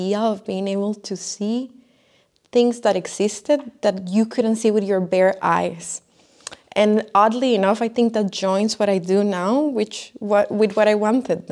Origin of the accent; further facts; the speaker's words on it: Costa Rica; moved away as an adult; I am from Costa Rica